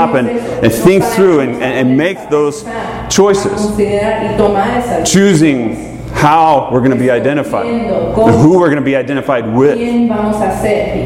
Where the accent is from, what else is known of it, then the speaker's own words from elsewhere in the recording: Atlanta, Georgia, United States; moved away; I grew up in Atlanta